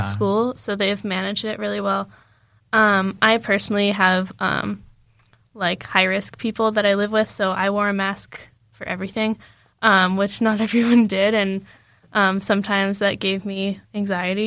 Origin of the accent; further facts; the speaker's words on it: United States; moved away; I was just like from the States